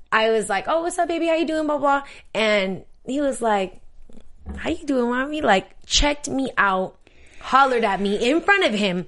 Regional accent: San Diego, California, United States; I'm from San Diego

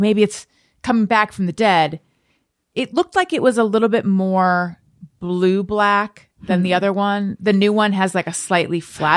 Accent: Orange County, California, United States; the town I grew up in Orange County, California

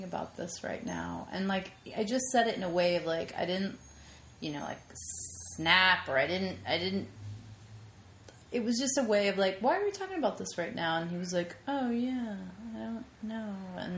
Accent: Lyndhurst, New Jersey, United States; New Jersey.

